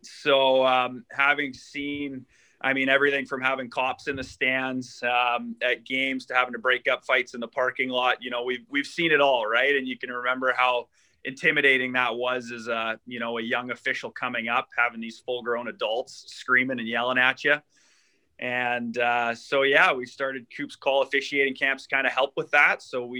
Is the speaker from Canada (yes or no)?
yes; Squamish, British Columbia, Canada; now in Winnipeg, Canada; I'm living in Winnipeg, Manitoba. So central Canada there. I grew up in Squamish, BC, so out on the West Coast.